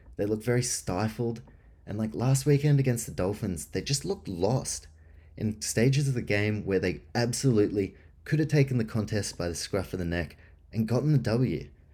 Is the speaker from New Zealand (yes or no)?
yes; New Zealand; moved away; also born or lived in Canberra, Australia; I was born in New Zealand